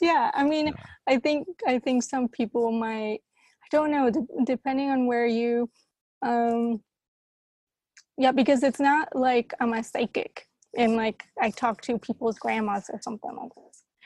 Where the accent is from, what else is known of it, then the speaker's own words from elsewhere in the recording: Colombia; also born or lived in Costa Rica / San Francisco, United States; now in Amsterdam, Netherlands; I grew up in Colombia in the middle of like the Pablo Escobar time